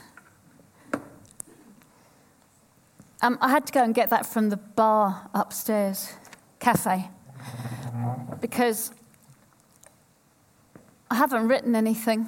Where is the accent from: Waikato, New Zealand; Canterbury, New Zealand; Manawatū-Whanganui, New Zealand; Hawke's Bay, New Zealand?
Waikato, New Zealand; Tokoroa; moved away; also born or lived in Woolwich, London, United Kingdom; I was born in Woolwich and I grew up in Tokoroa